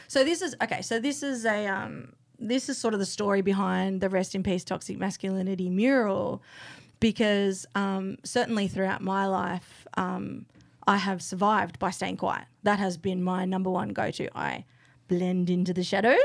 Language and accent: English; Canberra, Australian Capital Territory, Australia; moved away; I grew up here, but I moved back three years ago